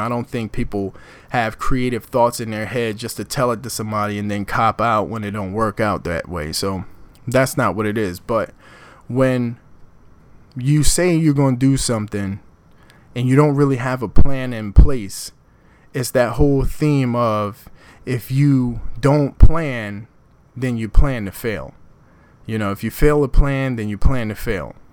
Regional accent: Philadelphia, Pennsylvania, United States; moved away as an adult; now in Newark, United States; I'm born and raised in Philadelphia, North Philadelphia

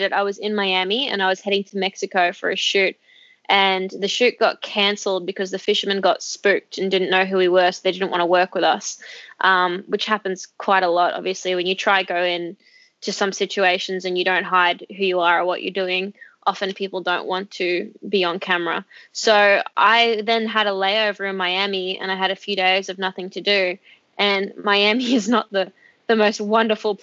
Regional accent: Australia; I'm Australian

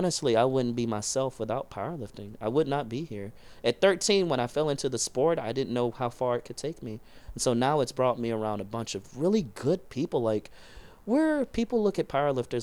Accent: Texas, United States; now in San Diego, United States; I'm from Texas

